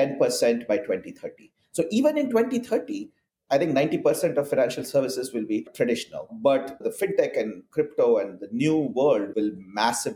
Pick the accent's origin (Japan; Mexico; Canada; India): India; moved away as an adult; now in Portland, United States; I'm originally from India, and I grew up there and started my career as a software engineer